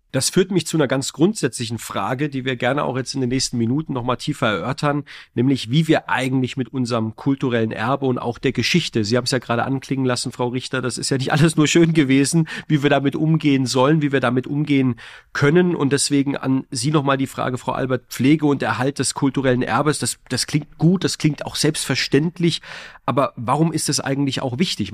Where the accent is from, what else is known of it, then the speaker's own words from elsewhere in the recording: Heidelberg, Baden-Württemberg, Germany; Ich komme ja aus Heidelberg